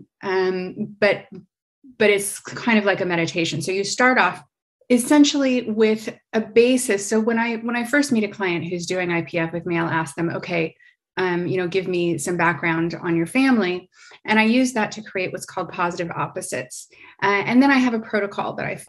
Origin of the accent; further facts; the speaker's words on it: United States; now in Paris, France; So I'm American. I live in Paris, France